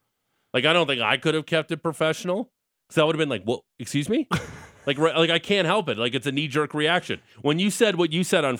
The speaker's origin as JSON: {"language": "English", "area": "Niagara", "region": "Ontario", "country": "Canada", "moved": "yes", "lives_now": "Alberta, Canada"}